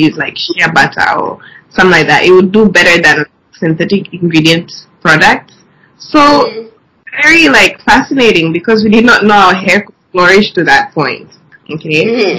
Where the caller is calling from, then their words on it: Dar es Salaam, Tanzania; Okay, we're currently calling from Dar es Salaam.